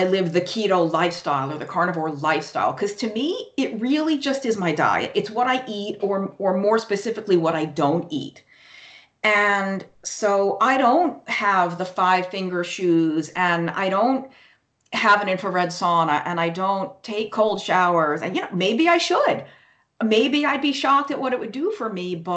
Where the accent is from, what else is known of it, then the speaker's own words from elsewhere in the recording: New York, United States; moved away; I was born and raised in New York